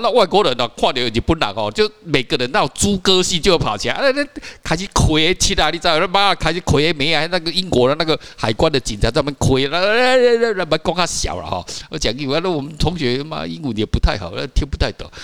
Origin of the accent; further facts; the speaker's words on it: Taiwan; 西班牙我们台湾人去哦很棒